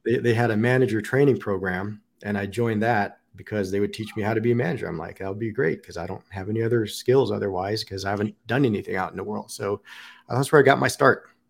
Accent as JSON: {"language": "English", "town": "Pasadena", "region": "California", "country": "United States", "tie": "born or raised there", "also_born_or_lived": "Long Beach / Las Vegas", "moved": "as an adult", "lives_now": "Columbus, United States", "said": "originally from Southern California, born in Long Beach"}